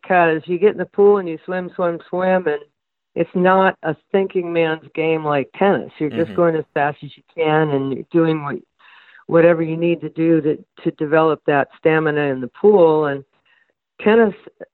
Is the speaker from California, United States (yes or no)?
yes; Danville, California, United States; I grew up in Danville, California